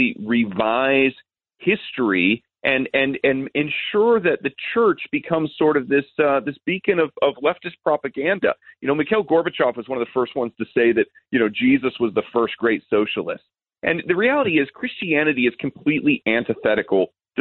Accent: United States; as an American

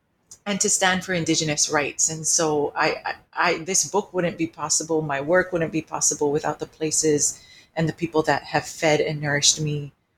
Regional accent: Hawaii, United States; moved away as an adult; now in Wellington, New Zealand; I come from Hawaiian ancestors and non-Hawaiian ancestors, and I have a genealogy that is quite mixed and diverse.

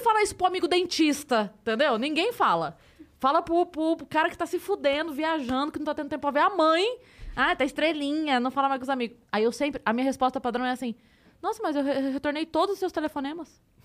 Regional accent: Sorocaba, São Paulo, Brazil; Eu sou de Sorocaba

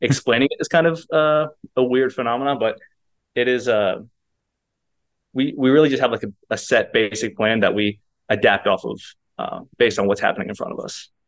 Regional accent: Kentucky, United States; moved away as an adult; also born or lived in Arizona; I'm from Kentucky, so I had no family out west

